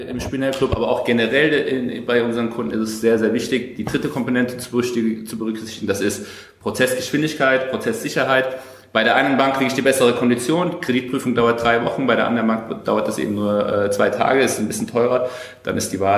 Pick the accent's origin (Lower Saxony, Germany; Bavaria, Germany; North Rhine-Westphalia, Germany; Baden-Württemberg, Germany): Bavaria, Germany; born there; Äh, ich bin offiziell Bayer, äh, in, in Bayern geboren.